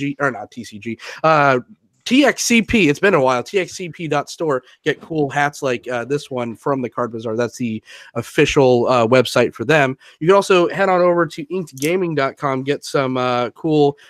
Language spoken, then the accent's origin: English; San Diego, California, United States; moved away; I'm originally from San Diego as well